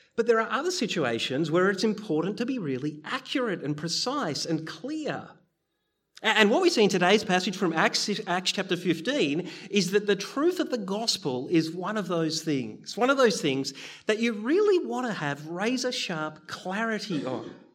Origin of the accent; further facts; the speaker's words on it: Bendigo, Victoria, Australia; I grew up in Bendigo